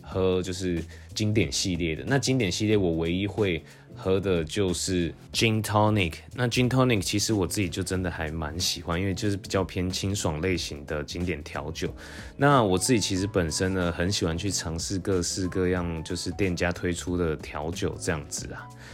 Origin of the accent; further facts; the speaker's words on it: Taiwan; now in Taipei, Taiwan; 我就是道地的台湾人，其实也没有到国外生活过